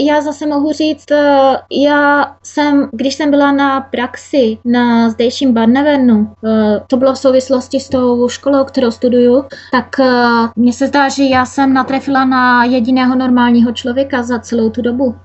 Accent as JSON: {"language": "Czech", "country": "Czechia", "also_born_or_lived": "Hodonín", "moved": "as an adult", "lives_now": "Norway", "said": "na Moravě, odkud já pocházím"}